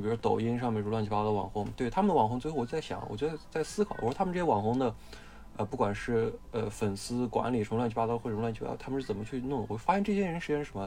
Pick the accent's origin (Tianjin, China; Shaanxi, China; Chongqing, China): Shaanxi, China; 我是陕西人